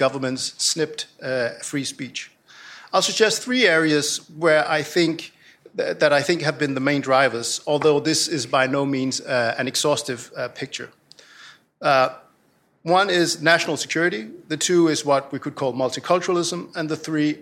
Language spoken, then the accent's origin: English; Denmark; moved away; In my home country, Denmark